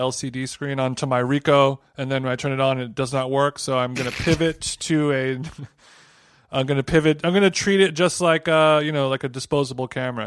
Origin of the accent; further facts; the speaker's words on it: Orange County, California, United States; When I was growing up in Orange County